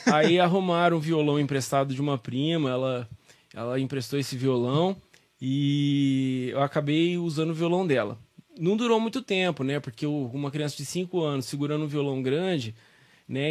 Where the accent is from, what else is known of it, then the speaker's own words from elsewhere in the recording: São Joaquim da Barra, São Paulo, Brazil; also born or lived in Ribeirão Preto; Nasci em São Joaquim